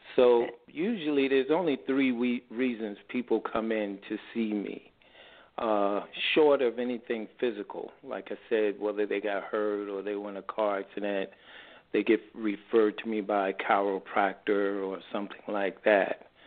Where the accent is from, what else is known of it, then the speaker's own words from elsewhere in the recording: New York City, New York, United States; now in San Diego, United States; I'm originally from New York City